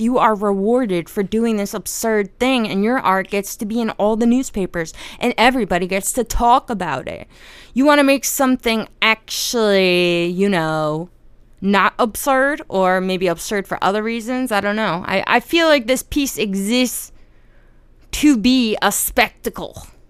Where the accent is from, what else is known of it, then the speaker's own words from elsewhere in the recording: New Jersey, United States; I'm Italian, by the way, and I'm from Jersey